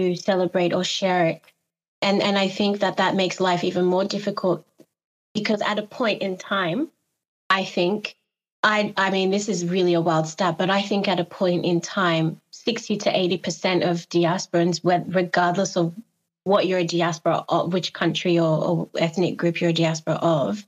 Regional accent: Australia; moved away; also born or lived in Ghana; Both my parents are Ghanaian. Even though I grew up in Australia

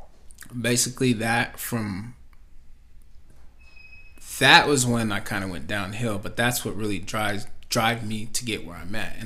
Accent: Grandview, United States; also born or lived in Utah; we moved to Grandview when I was in first grade. So I lived in down there from first grade all the way till

